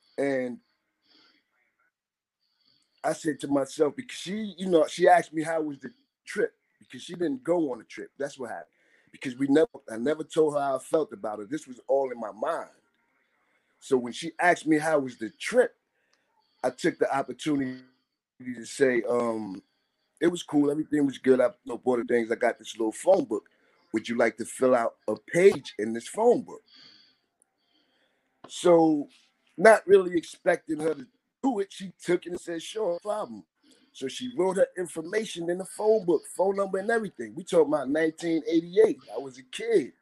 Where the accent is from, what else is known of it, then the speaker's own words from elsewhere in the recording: Jersey City, New Jersey, United States; I'm from Jersey City